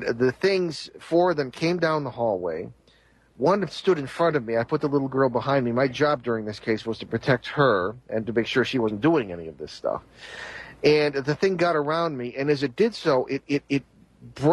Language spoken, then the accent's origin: English; Connecticut, United States; I was from Connecticut and was based there as a seminary student